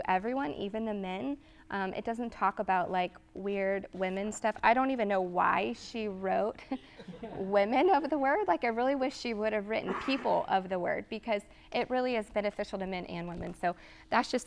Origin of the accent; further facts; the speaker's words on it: Texas, United States; moved away as an adult; now in Georgia, United States; I was from Texas and I moved to Georgia